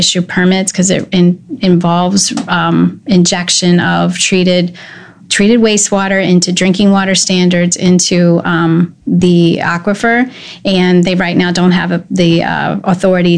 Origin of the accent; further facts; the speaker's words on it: Glen Burnie, Maryland, United States; also born or lived in Pasadena, Maryland; I grew up in Glen Burnie